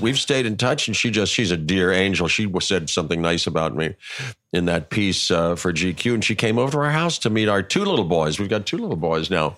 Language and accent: English; Pittsburgh, Pennsylvania, United States; moved away; I'm from Pittsburgh